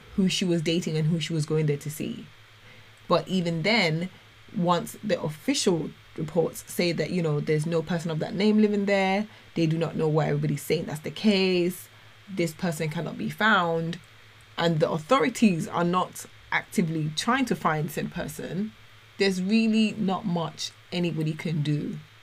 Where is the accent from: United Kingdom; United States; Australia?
United Kingdom; London; moved away; also born or lived in Dubai; as a Londoner